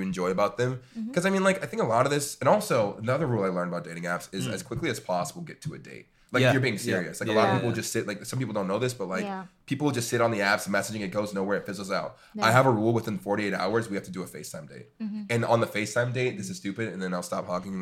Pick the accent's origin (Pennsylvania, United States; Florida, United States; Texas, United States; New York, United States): Florida, United States; Jacksonville; I grew up in Florida. I grew up in Jacksonville, Florida